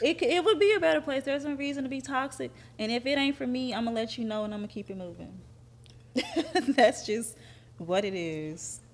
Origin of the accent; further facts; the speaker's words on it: Athens, Georgia, United States; I'm from Athens.